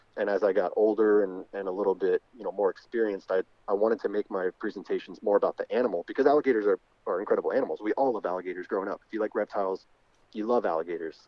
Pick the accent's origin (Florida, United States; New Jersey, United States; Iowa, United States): Florida, United States; South; also born or lived in New York; born in New York, but I grew up in Florida